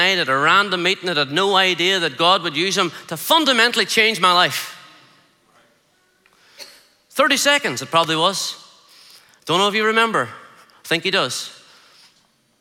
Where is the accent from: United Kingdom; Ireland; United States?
Ireland; I'm just an Irish guy